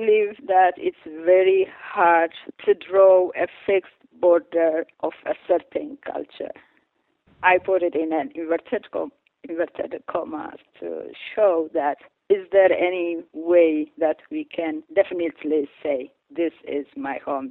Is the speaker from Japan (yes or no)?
no; Eritrea; moved away; coming from Eritrea, I am part of this group